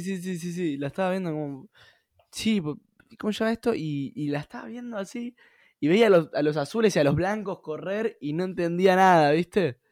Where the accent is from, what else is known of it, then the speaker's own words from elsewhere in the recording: Argentina; soy un argentino más